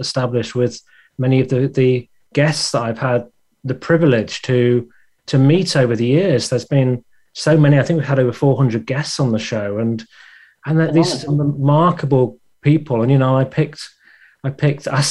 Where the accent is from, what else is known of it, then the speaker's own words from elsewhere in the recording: England, United Kingdom; accent: English; my English, my accent